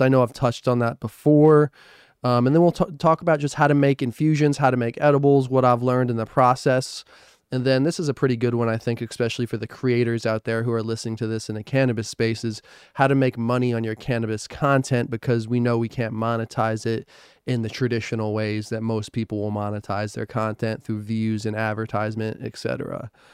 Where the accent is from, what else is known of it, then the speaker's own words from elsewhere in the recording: New Jersey, United States; moved away; I'm from New Jersey